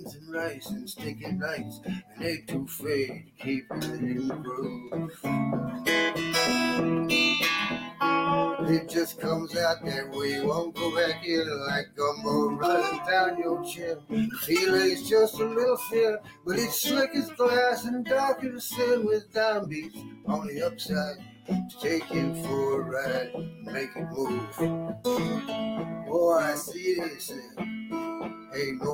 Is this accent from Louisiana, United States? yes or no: yes; New Orleans, Louisiana, United States; growing up in New Orleans